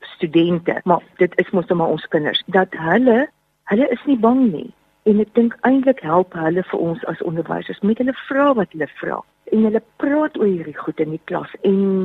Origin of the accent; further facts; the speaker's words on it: South Africa; ons is Suid-Afrikaners